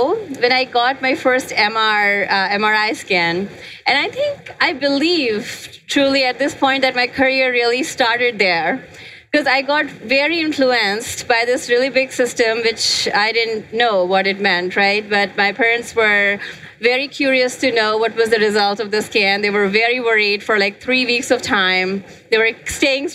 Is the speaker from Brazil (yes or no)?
no; India; moved away as an adult; now in United States; I grew up in India. I came to US like almost 20 years back.